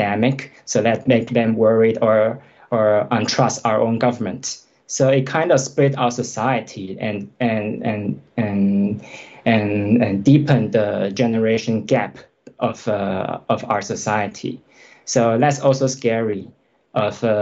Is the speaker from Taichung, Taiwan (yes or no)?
yes; Taichung, Taiwan; English is a second language; moved away as an adult; also born or lived in Taipei; now in Norway; I was born in Taipei, the capital of our country, but later my family moved to Taichung, which is in the middle of the island, but the second largest city in population currently. So I basically grew up there in this middle city of Taiwan.